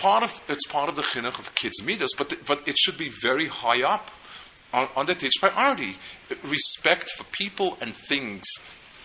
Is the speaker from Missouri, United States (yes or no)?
no; New York, United States; I grew up in New York, but I've done tshuva since then. I'm a VT New Yorker. And I've also found out, to my relief, that people consider the Lower East Side you grew up to be not really New York